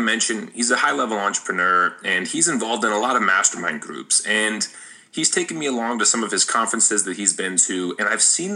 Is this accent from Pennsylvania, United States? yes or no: no; Las Vegas, Nevada, United States; I grew up in Las Vegas